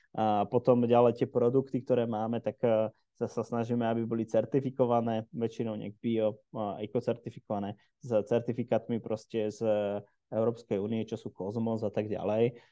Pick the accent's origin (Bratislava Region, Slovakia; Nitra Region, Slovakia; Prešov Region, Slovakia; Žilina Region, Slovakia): Žilina Region, Slovakia; Žilina; v Žiline, odkiaľ pochádzam